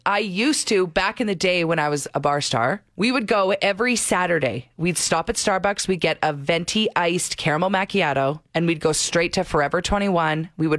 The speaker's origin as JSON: {"language": "English", "town": "St. Albert", "region": "Alberta", "country": "Canada", "tie": "born or raised there"}